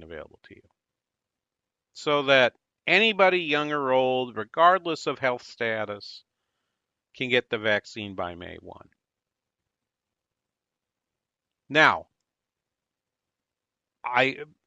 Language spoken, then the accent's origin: English; New Hampshire, United States; now in Minnesota, United States; New Hampshire does vaccinate their higher ed employees, which is my home state